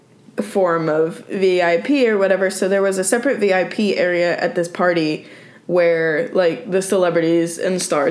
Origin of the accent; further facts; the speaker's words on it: Southern Indiana, United States; moved away; I am from Indiana